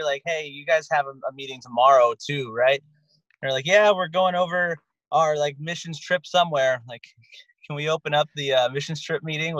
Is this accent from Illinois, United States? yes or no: no; Hershey, Pennsylvania, United States; now in Los Angeles, United States; I'm the only member left that actually lives in Los Angeles. I'm from Central Pennsylvania, Hershey, Pennsylvania.